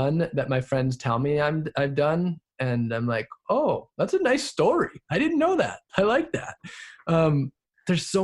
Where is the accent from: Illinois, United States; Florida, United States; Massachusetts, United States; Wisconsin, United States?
Wisconsin, United States; moved away as an adult; also born or lived in Southern California; I grew up in Wisconsin